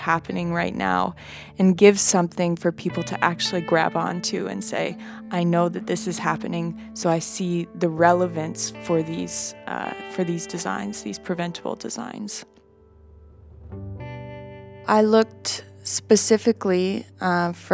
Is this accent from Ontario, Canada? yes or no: no; Vancouver, British Columbia, Canada; I'm from Vancouver in Canada